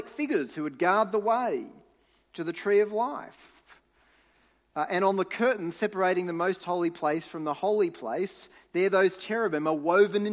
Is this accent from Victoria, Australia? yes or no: no; Sydney, New South Wales, Australia; When I was growing up in New South Wales, we would go camping as a family